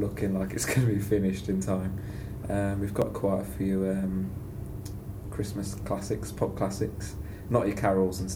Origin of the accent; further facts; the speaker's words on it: Sutton Coldfield, West Midlands, United Kingdom; I just play tuba from Sutton Coldfield